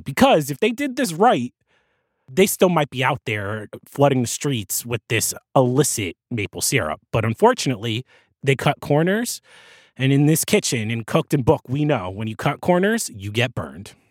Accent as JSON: {"language": "English", "region": "New Jersey", "country": "United States", "said": "Jersey, my home state"}